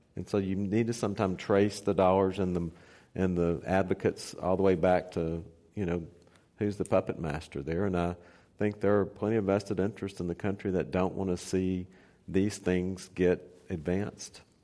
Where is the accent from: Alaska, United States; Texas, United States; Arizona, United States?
Texas, United States; near Beaumont; Beaumont, Texas, which is right up the street from my hometown